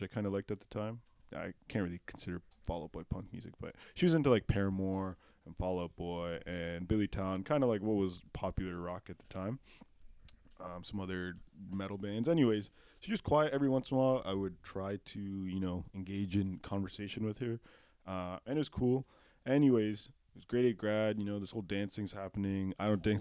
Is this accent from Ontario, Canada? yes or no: yes; Pickering, Ontario, Canada; also born or lived in Ajax, Ontario; I moved in fourth grade from Ajax to Pickering and I was devastated.